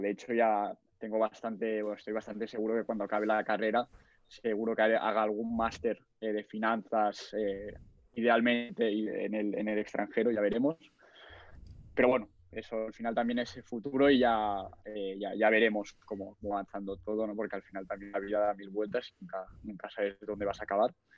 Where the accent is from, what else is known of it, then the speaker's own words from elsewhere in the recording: Barcelona, Catalonia, Spain; tengo 20 años, a punto de hacer 21, soy de Barcelona